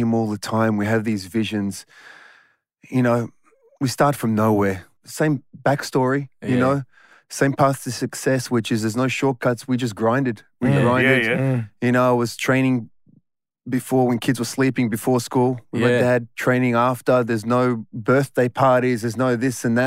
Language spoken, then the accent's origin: English; Footscray, Victoria, Australia; I was born and raised in Footscray